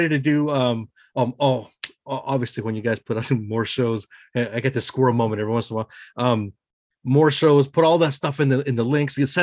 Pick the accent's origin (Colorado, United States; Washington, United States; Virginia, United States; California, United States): Washington, United States; Thurston County, Nisqually Valley; I am from initially from Thurston County in the Nisqually Valley